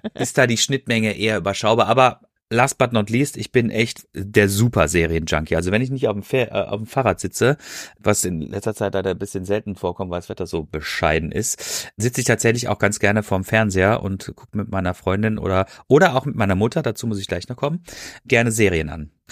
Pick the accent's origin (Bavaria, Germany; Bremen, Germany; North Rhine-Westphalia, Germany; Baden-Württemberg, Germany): Baden-Württemberg, Germany; Freiburg; now in Ruhr area, Germany; ich wohne ja hier im Ruhrgebiet und ich äh, bin gebürtig aus Freiburg